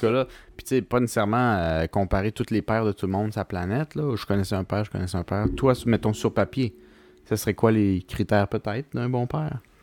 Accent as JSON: {"language": "French", "region": "Quebec", "country": "Canada", "said": "en tant que Québécois"}